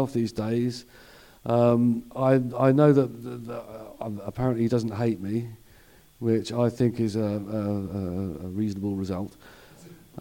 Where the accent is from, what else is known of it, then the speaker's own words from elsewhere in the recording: United Kingdom; I am as British as a cup of tea